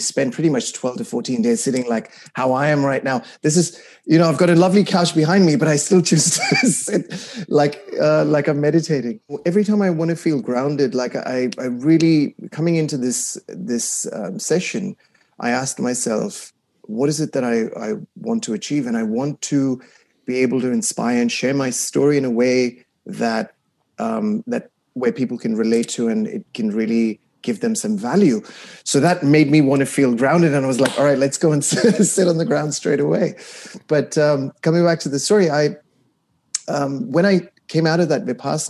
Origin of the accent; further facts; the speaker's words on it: Kuwait; I was raised in the Middle East in Kuwait